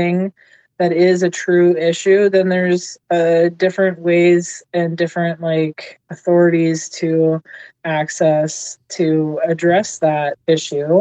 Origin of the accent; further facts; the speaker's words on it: Seattle, Washington, United States; I grew up in Seattle